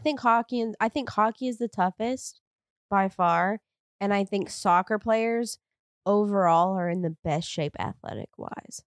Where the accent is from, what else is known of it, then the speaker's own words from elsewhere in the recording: the South, United States; I grew up in the South